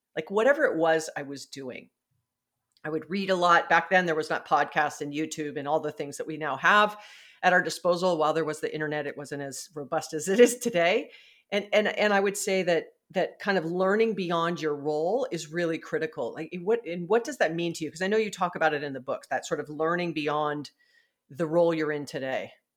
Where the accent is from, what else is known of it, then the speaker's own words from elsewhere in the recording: Hawaii, United States; I'm from Hawaii